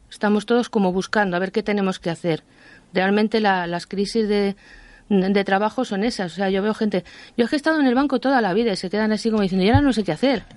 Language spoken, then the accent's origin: Spanish; Madrid, Community of Madrid, Spain; now in Ávila, Spain; Yo soy madrileña, aunque vivo en Ávila, soy madrileña.